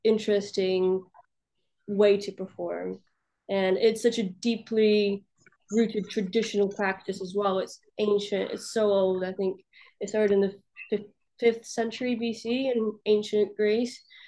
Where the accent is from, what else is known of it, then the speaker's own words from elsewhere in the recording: Russia; also born or lived in Balkans; now in London, United Kingdom; I grew up in Russia